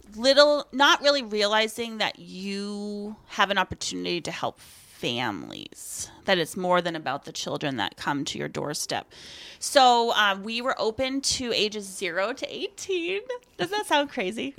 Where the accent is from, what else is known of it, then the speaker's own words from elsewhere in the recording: Aroostook County, Maine, United States; I am from Aroostook County, from the same town that Amy is from. We grew up in the same church